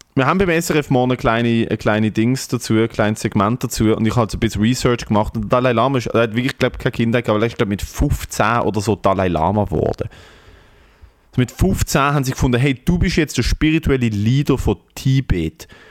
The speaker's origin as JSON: {"language": "German", "country": "Switzerland", "said": "ich so mit 14, ich so, ja, ich komme aus der Schweiz"}